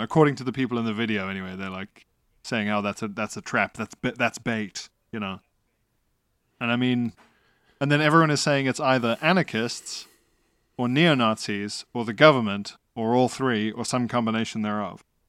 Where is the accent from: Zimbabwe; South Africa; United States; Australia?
South Africa; as a South African, under apartheid